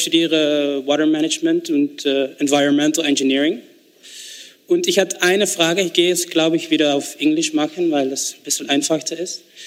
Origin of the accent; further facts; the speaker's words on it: Susteren, Limburg, Netherlands; accent: Limburgish; German is a second language; moved away; ich komme aus den Niederlanden. Süsterin